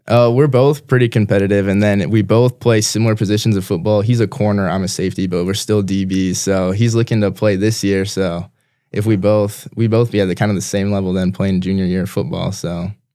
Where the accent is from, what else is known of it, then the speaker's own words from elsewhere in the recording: Brandon, South Dakota, United States; also born or lived in Minnesota; I was born in Minnesota, but we moved here when I was two year old, two years old, so I've been in Brandon my entire life